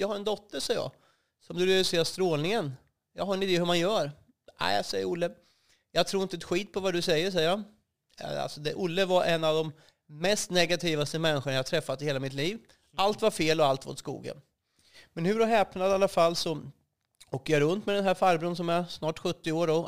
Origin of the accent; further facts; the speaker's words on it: Västervik, Kalmar County, Sweden; also born or lived in Vimmerby; Jag är uppvuxen i, i Småland, utanför Västervik, ett ställe som heter Rövrum. Där bodde jag till jag var sexton år.